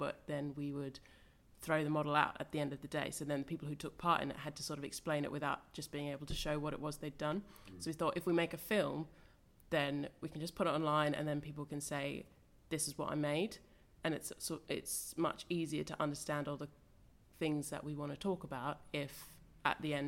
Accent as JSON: {"language": "English", "country": "Australia", "moved": "yes", "said": "I'm Australian, so I studied in Australia"}